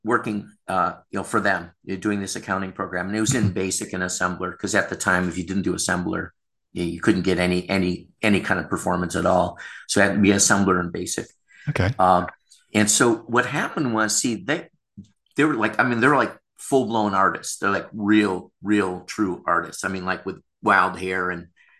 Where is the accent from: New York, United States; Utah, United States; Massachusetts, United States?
New York, United States; Rochester; now in Thailand; everyone knows everyone in Rochester. It's a relatively small town in upstate New York